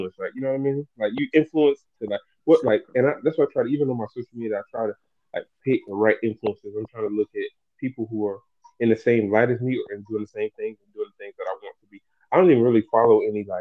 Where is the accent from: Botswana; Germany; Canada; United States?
United States; the South; I'm from the South, so I'm going to be speaking proper English